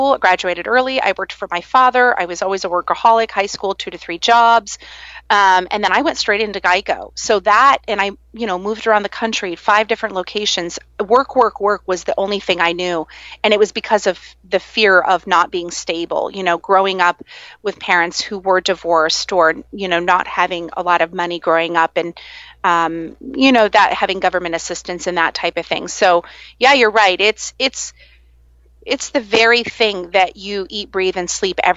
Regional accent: Iowa, United States; now in Virginia Beach, United States; growing up in the Midwest and being in Iowa

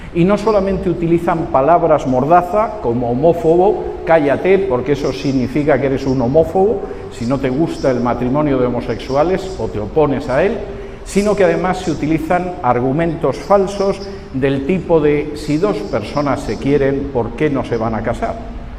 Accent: Spain; moved away; mi país de origen, en España

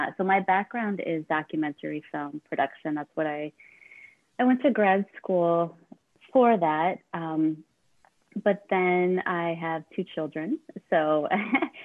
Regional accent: Chicago, Illinois, United States; moved away as an adult; now in Baltimore, United States; I'm from the Chicago area, and I moved to Baltimore to teach at CCBC

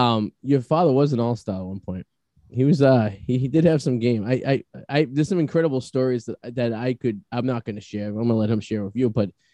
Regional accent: New Jersey, United States; I'm from Hope Hogan, New Jersey.

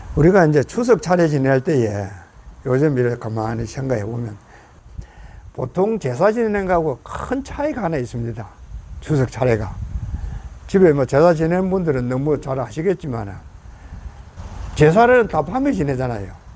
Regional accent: South Korea; now in United States

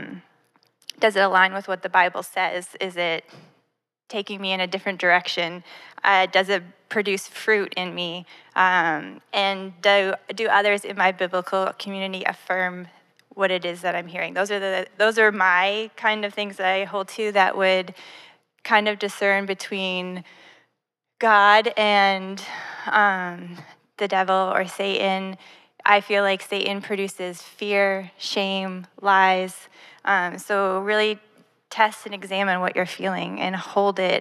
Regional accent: Canada; moved away as an adult; now in Florida, United States; I grew up in Canada

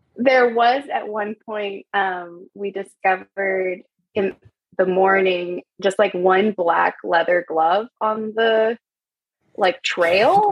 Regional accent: California, United States; moved away as an adult; also born or lived in New York; I'm from California.

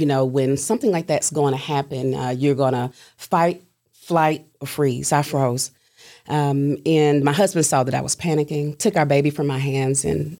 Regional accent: Chattanooga, Tennessee, United States; Grew up here all my life.

